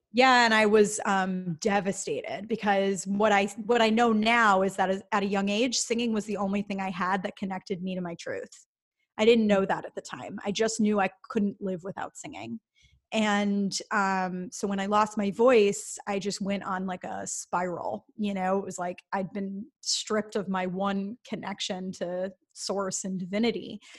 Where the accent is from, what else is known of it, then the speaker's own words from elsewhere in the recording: Midwest, United States; I grew up in the Midwest